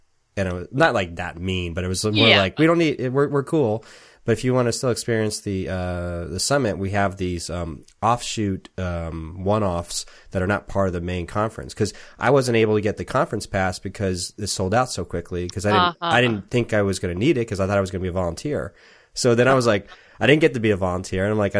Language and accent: English; San Diego, California, United States; now in Portland, United States; I was from San Diego and spent a lot of time in L.A., mm-hmm. but we moved up here about 4 years ago